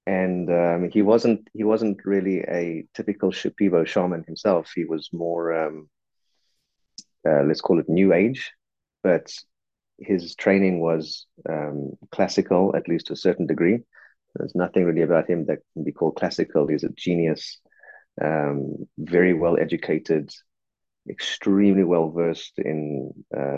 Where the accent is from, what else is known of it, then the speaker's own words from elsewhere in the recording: South Africa; I'm a South African